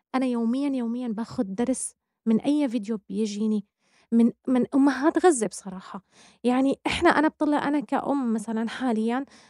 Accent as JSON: {"language": "Arabic", "town": "Damascus", "region": "Damascus Governorate", "country": "Syria", "tie": "born or raised there", "said": "نحن بدمشق يعني أنا ححكي عن بلدي طبعا أنا بدمشق أنا كنت لما حتى أشوف مثلا كان عندي صديقة بالمدرسة"}